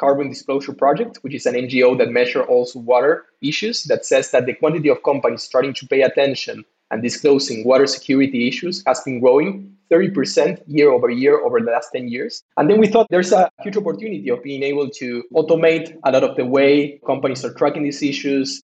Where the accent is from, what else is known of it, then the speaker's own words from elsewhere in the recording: Ushuaia, Tierra del Fuego, Argentina; moved away as an adult; also born or lived in Buenos Aires, Argentina; I'm also originally from Argentina, from the Patagonia, actually, from a small city in the bottom of the world, which is called Ushuaia.